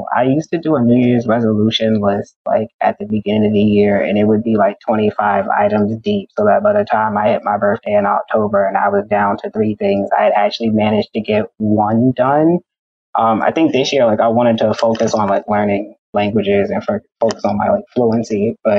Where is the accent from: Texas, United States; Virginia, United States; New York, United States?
New York, United States; Bronx; And then like I'm from the Bronx.